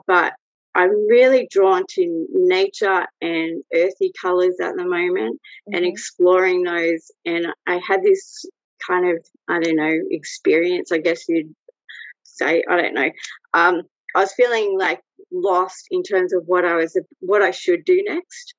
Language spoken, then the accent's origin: English; Australia; also born or lived in Brazil; I'm Australian. I'm living in Sydney